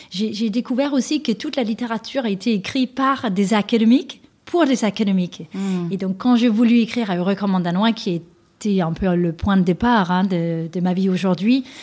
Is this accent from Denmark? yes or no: yes; Denmark; now in France; avec lesquelles j'ai grandi, moi, au Danemark